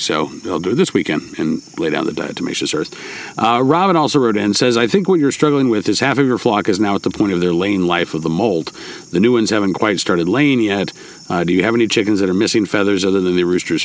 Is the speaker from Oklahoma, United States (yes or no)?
yes; Oklahoma, United States; now in Virginia, United States; I grew up in Oklahoma where we lived in teepees